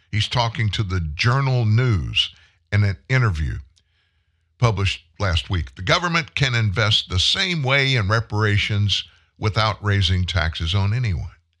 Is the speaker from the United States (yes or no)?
yes; United States